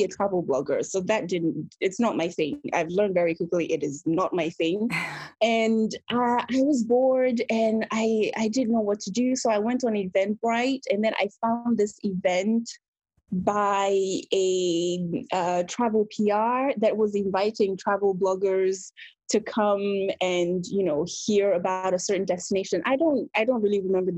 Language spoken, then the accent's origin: English; Belgium; also born or lived in Benin; now in United Kingdom; Belgium, where I grew up.